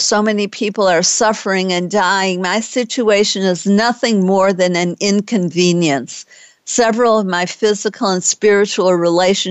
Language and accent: English; Detroit, Michigan, United States; now in Texas, United States; I'm from Detroit and know how to drive safely in winter weather